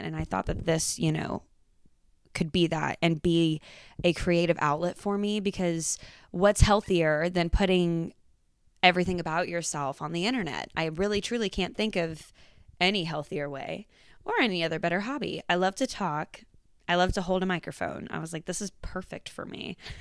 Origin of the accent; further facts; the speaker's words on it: Georgetown, Texas, United States; also born or lived in Denton, Texas; I was born and raised in Georgetown, Texas